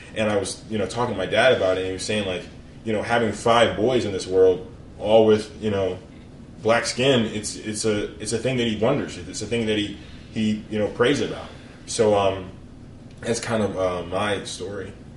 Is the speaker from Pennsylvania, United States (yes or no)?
no; Annapolis, Maryland, United States; moved away as an adult; also born or lived in West Point, New York; I was born and raised in Annapolis, Maryland